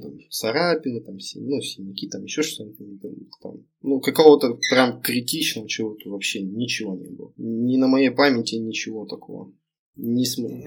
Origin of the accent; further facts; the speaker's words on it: Chelyabinsk, Chelyabinsk Oblast, Russia; я родом с Челябинска, живу в Челябинске